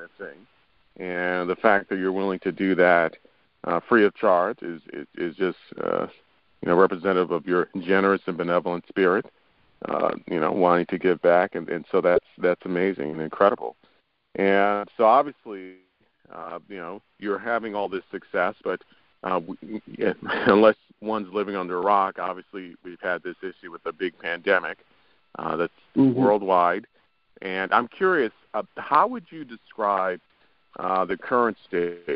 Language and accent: English; New York, United States; I was born and raised in New York.